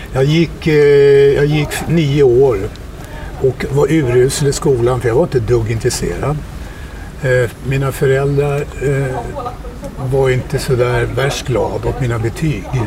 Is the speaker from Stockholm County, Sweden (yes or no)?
yes; Stockholm, Stockholm County, Sweden; Jag började ju spela fotboll, eh, sex, sju år i Bagarmossen där jag är uppvuxen